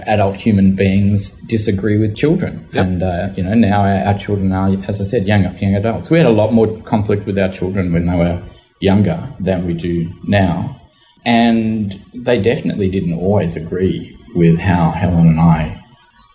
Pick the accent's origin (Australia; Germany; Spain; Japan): Australia; Sydney, New South Wales; I was born in Sydney and have lived all my life in Sydney